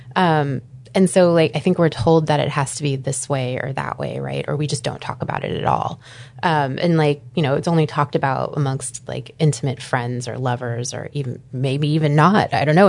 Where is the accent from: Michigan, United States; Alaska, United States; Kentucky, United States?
Alaska, United States; Anchorage; also born or lived in Green Bay, Wisconsin; I grew up here in Anchorage, Alaska